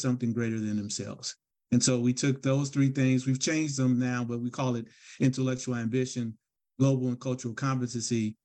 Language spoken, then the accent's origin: English; Gary, Indiana, United States; I grew up in Gary, Indiana